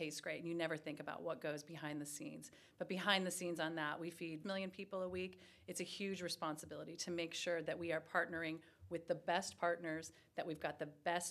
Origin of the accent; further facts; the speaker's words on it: Los Angeles, California, United States; moved away; I am born and raised in Los Angeles, California.